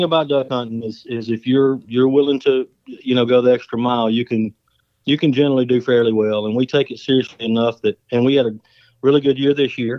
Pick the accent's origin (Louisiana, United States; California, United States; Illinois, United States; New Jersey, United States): Louisiana, United States; West Monroe; I was born and raised right here in West Monroe. I've been here all my life